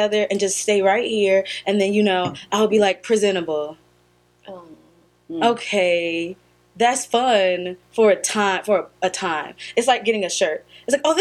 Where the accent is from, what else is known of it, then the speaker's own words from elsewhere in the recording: United States; clearly we're American